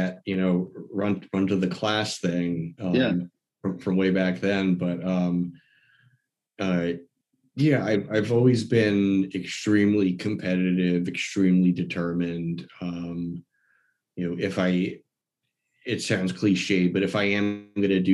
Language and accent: English; New York City, New York, United States; moved away as an adult; now in Maine, United States; I grew up in New York City, in the city itself